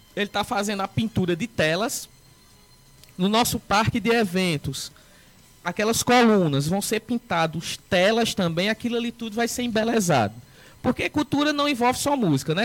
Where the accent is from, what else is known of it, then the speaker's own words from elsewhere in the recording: Northeast Region, Brazil; como nordestino